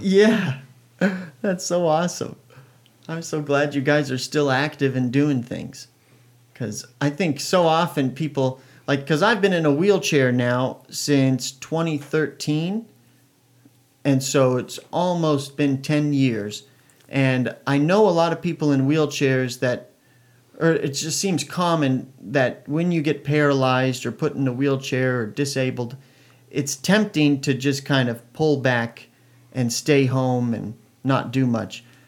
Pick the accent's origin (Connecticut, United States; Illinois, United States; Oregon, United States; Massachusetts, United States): Oregon, United States; I was born in Oregon